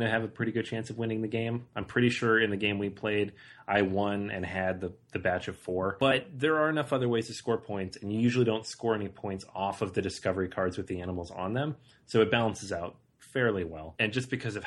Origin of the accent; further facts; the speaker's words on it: Seattle, Washington, United States; I'm from Seattle